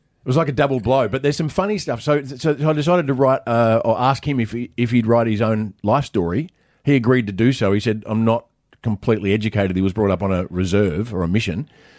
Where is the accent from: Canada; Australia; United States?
Australia; The original aspect of this entire nation. There's other reasons why I'm so Australian.